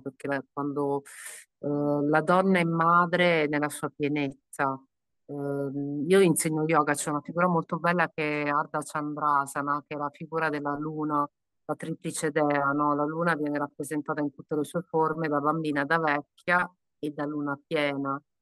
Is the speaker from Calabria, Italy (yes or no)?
yes; Calabria, Italy; in Calabria, sono calabrese